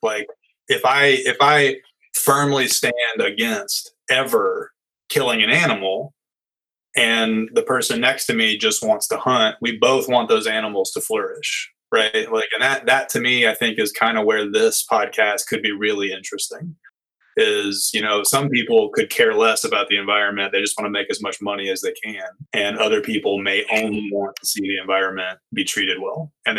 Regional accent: Soddy-Daisy, Tennessee, United States; growing up in Soddy Daisy, where, you know, hunting and fishing was the norm. If you didn't do that, you were kind of an outsider.

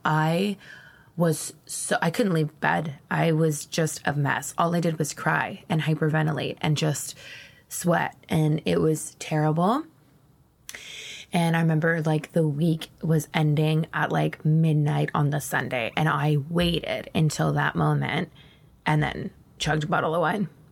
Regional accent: Ontario, Canada; moved away as an adult; also born or lived in Moncton, New Brunswick; the years that I'm describing right now were actually taking place in my hometown in Ontario

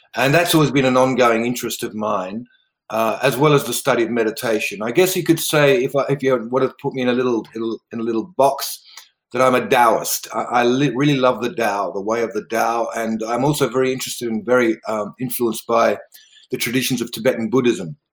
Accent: River Murray region of South Australia, Australia; also born or lived in Netherlands; I actually grew up in Australia, uh, in the River Murray region of South Australia.

